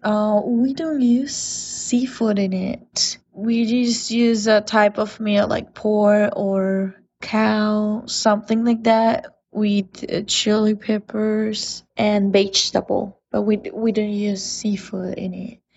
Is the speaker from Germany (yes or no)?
no; Mexico; moved away; I'm from Mexico.